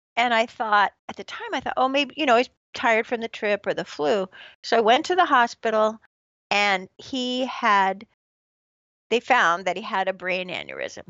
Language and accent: English; San Francisco Bay Area, California, United States; born or raised there; moved away as an adult; also born or lived in Corvallis, Oregon / South Korea / Los Angeles